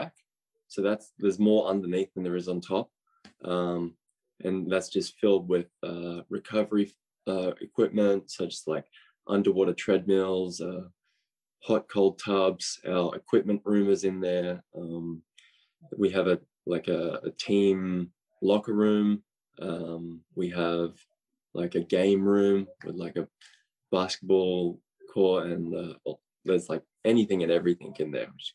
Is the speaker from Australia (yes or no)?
yes; Australia; now in United States; I'm Australian